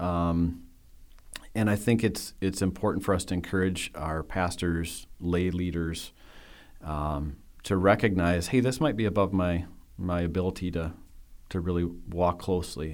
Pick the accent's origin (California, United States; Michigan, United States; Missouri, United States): Michigan, United States; West; I grew up in West Michigan